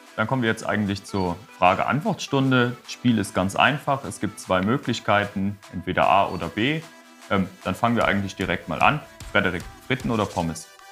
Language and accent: German; Wallonia, Belgium; raus aus unserer kleinen DG oder dem kleinen Ostbelgien